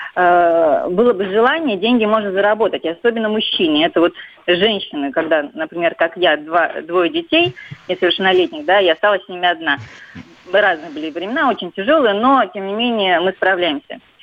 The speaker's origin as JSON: {"language": "Russian", "town": "Vologda", "region": "Vologda Oblast", "country": "Russia", "tie": "born or raised there", "moved": "yes", "lives_now": "Saint Petersburg, Russia", "said": "я выросла, родилась и выросла в Вологде"}